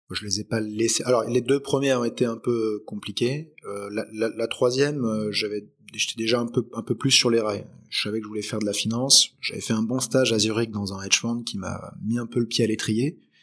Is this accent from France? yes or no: yes; Aix-en-Provence, Provence-Alpes-Côte d'Azur, France; also born or lived in Lyon / Paris; Je suis arrivé en fait à Aix-en-Provence parce que mon père a développé une entreprise en fait euh, ici